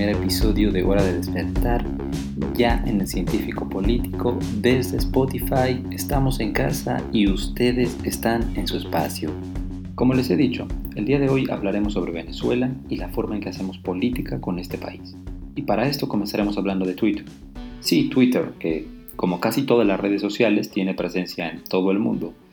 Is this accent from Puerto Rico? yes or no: no; Mexico; soy un ciudadano mexicano